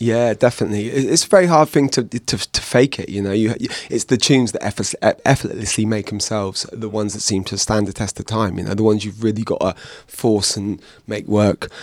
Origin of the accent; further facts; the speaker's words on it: Bristol, South West England, United Kingdom; growing up in Bristol, going to these house parties